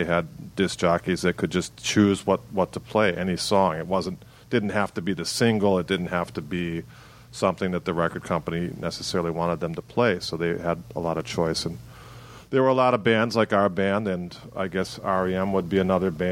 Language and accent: English; Milwaukee, Wisconsin, United States; growing up in Milwaukee